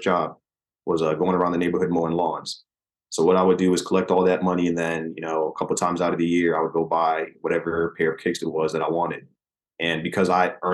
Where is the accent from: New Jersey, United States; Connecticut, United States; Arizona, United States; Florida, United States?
Connecticut, United States; Manchester; moved away as an adult; also born or lived in Hartford, Connecticut / Chicago / Midwest; So I was born in Hartford, Connecticut, raised in Manchester, Connecticut, which is in the same county as Hartford